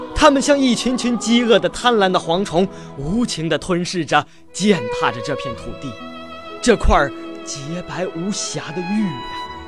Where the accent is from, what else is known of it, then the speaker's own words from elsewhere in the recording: Renqiu, Hebei, China; 我是来自河北省华北油田钻儿中学的初中生